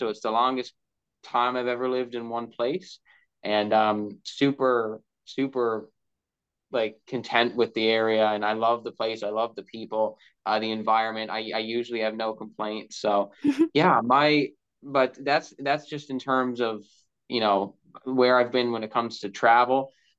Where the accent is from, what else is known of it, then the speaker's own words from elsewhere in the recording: Bonavista, Newfoundland and Labrador, Canada; also born or lived in Gander; I was born in Gander, Newfoundland, was raised in Bonavista, Newfoundland, very far east of Newfoundland.